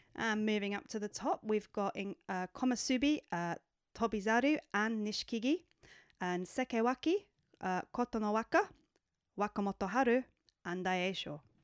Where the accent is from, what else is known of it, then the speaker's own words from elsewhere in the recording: United Kingdom; we're three British sumo wrestling fans